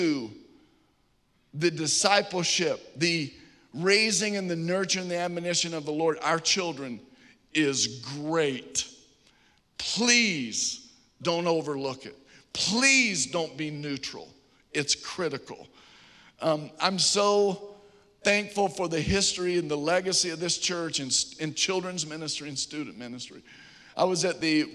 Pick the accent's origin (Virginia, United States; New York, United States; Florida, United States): Virginia, United States; now in Atlanta, United States; growing up in Virginia